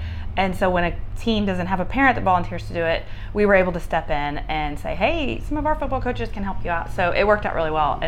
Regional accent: Texas, United States; I'm from Texas, born and raised

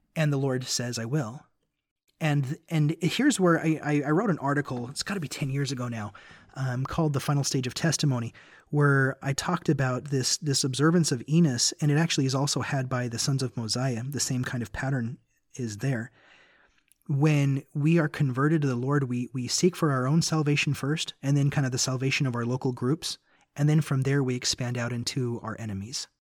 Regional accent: Memphis, Tennessee, United States; moved away; also born or lived in Utah / Nashville, Tennessee / Bakersfield, California; I grew up in Memphis, Tennessee, so it's kind of a bit like going back home for me

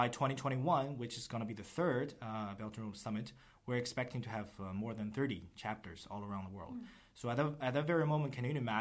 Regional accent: China; moved away; also born or lived in United States; I'm from China, went to school in the US

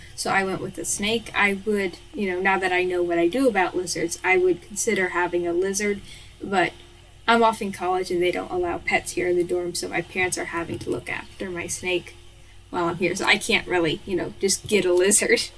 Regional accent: Kentucky, United States; I'm from Kentucky, which is in the United States of America.

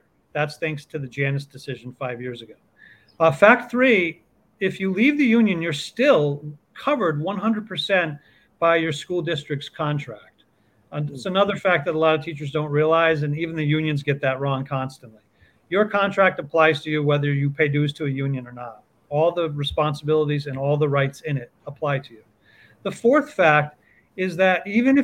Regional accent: Connecticut, United States; I'm a grade six teacher here in Connecticut. I grew up in Connecticut.

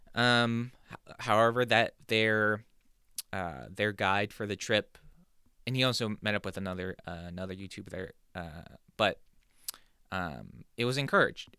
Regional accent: San Diego, California, United States; moved away as an adult; now in New Jersey, United States; growing up in California

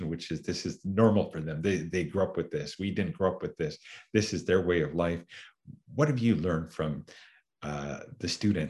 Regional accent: Canada; one of our identities is that we're Canadian

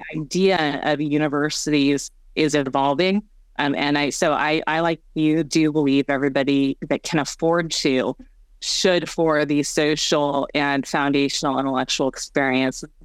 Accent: Bay Area, California, United States; also born or lived in South Korea; adopted as a homeless orphan in, in South Korea to um, American uh, Caucasian American family um, here in the Bay Area.

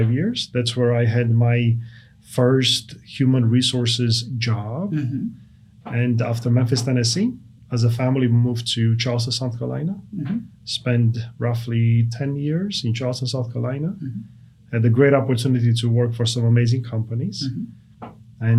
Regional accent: Brasov, Brașov County, Romania; English is a second language; moved away as an adult; now in United States; I was born in Romania, mm-hmm. in a city called Brasov, which serves in the central portion of Romania.

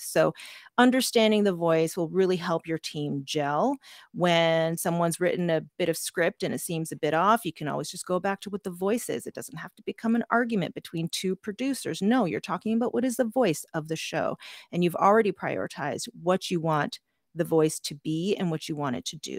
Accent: Canada; I am Canadian, I am urban

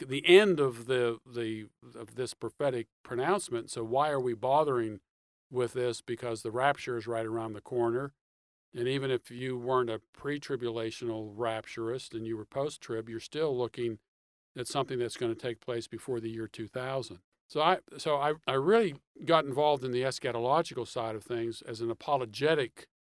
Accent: Pittsburgh, Pennsylvania, United States; moved away as an adult; also born or lived in Michigan; now in Atlanta, United States; I'm originally from Pittsburgh, Pennsylvania. I grew up in the suburbs of uh, Pittsburgh

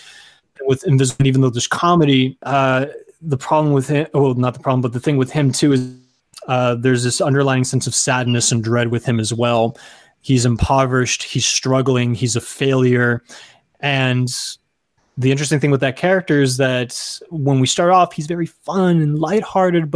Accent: Rio Grande Valley, Texas, United States; moved away as an adult; also born or lived in San Antonio, Texas; now in Los Angeles, United States; I come from Texas originally. I come from the Rio Grande Valley

